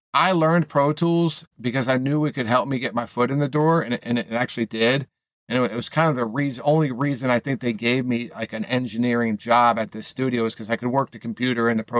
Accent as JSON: {"language": "English", "area": "Maine, and then Boston", "region": "New England", "country": "United States", "tie": "born or raised there", "moved": "as an adult", "lives_now": "Los Angeles, United States", "said": "I grew up in New England, Maine, and then Boston"}